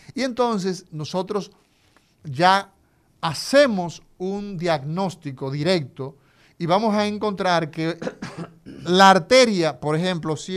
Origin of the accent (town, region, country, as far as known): Dominican Republic